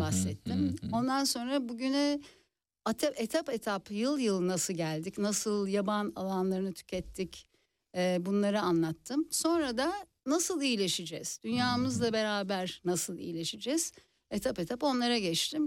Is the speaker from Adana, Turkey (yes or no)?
no; Istanbul, Turkey; moved away as an adult; now in Czech Republic